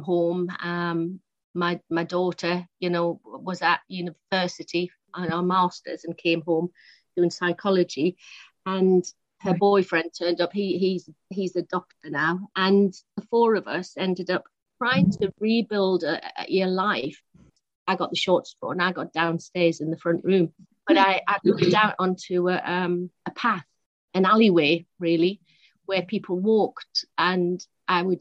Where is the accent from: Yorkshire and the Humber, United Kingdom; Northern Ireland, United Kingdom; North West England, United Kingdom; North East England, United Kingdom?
North East England, United Kingdom; Newcastle upon Tyne; moved away as an adult; now in London, United Kingdom; I'm from Newcastle originally, born in Newcastle, and left for London when I was 20